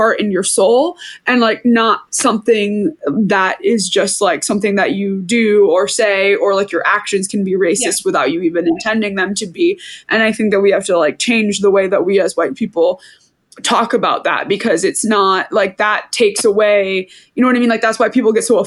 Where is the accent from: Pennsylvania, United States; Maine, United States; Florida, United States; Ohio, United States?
Maine, United States; we grew up in Maine